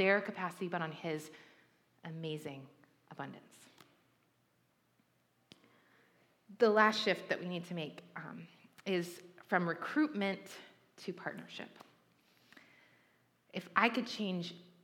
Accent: Puyallup, Washington, United States; now in Santa Barbara, United States; I grew up right outside of Seattle in this town called Puyallup, Washington

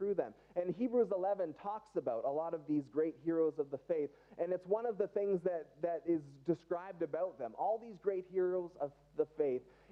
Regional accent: Canada; we're still Canadian today

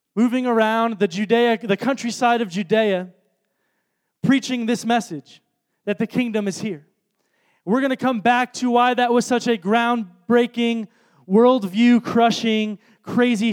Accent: Chicago, Illinois, United States; moved away; I'm from Chicago

